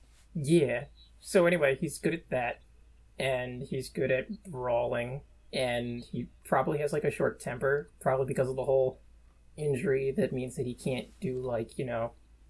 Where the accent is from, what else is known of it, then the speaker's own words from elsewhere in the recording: New York, United States; I'm from New York. It's all the same to me.